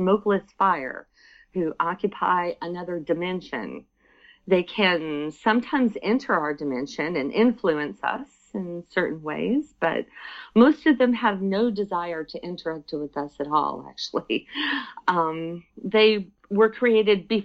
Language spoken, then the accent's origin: English; Alabama, United States; now in United Arab Emirates; growing up in Alabama in a Southern family